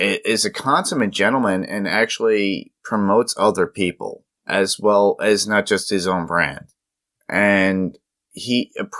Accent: New York City, New York, United States; now in upstate New York, United States; I grew up in Staten Island

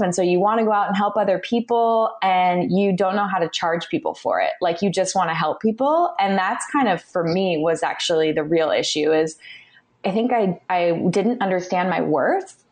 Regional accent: California, United States; I was born and raised in California

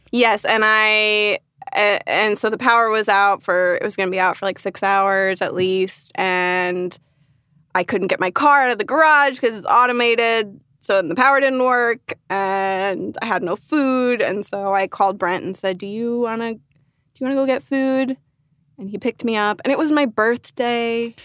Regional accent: Northern Virginia, United States; moved away as an adult; now in Los Angeles, United States; I grew up in Nova, Northern Virginia, as the, well, no, the locals call it Nova

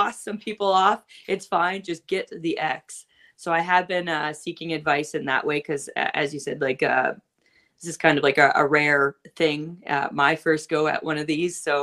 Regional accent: Don Kolov Arena hometown, Ontario, Canada; my hometown.

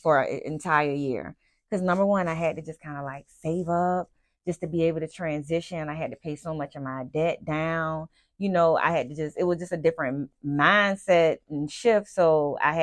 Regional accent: Savannah, Georgia, United States; I'm born and raised in Savannah, Georgia

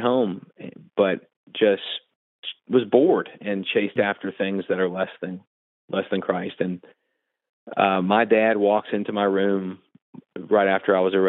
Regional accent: New Orleans, Louisiana, United States; this small church I grew up in the New Orleans area

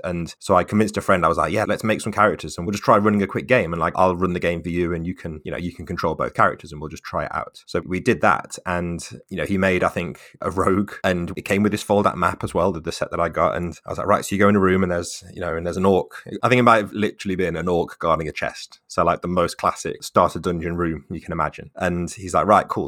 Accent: Staffordshire, West Midlands, United Kingdom; moved away as an adult; now in Manchester, United Kingdom; I'm from Staffordshire, which is sort of between Birmingham and Manchester

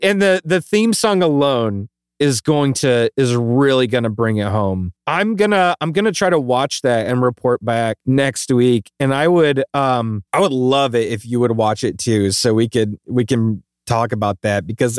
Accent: Hawaii, United States; That was something we had growing up in Hawaii, and it was just like, literally, it was like milk caps.

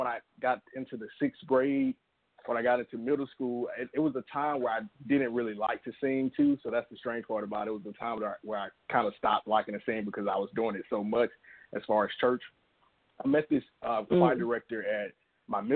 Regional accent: Alabama, United States; I'm from Alabama, small town in Alabama

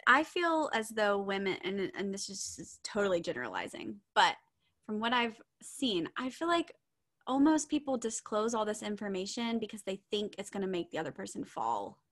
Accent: the South, United States; we're from the South

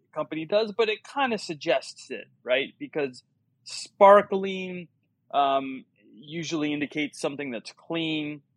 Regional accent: Miami, Florida, United States; I was born and raised in Miami

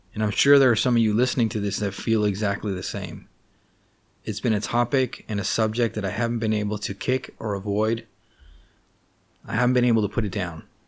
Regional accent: Los Angeles, California, United States; I grew up in Los Angeles, California.

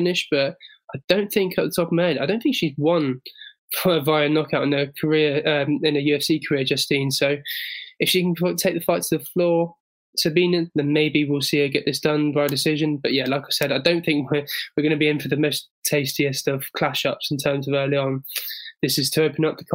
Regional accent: England, United Kingdom; as an Englishman

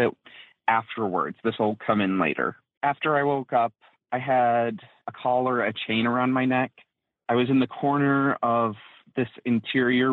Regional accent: Minnesota, United States; now in Oklahoma, United States; from Minnesota. I currently live in Oklahoma

